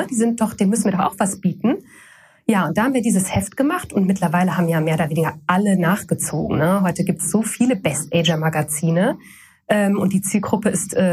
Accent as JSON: {"language": "German", "town": "Koblenz", "region": "Rhineland-Palatinate", "country": "Germany", "tie": "born or raised there", "lives_now": "Hamburg, Germany", "said": "Ich wollte überhaupt nicht nach Hamburg. Ich wollte nicht weg von Koblenz. Ich wollte nicht weg von meiner Heimat, äh, so weit weg"}